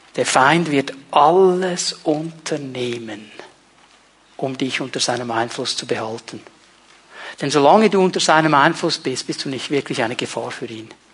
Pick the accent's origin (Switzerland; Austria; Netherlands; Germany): Switzerland; Ich war meine ganze Jugend in diesem kleinen Dorf, wo ich aufgewachsen bin, der Cink, der Außenseiter, der Itaker, der nichts zu sagen hatte